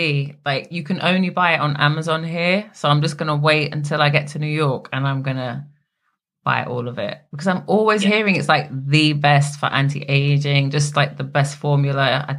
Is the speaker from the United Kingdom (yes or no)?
yes; England, United Kingdom; So where are you from? I said England. No, but where are you really from? Oh, my dad's Jamaican.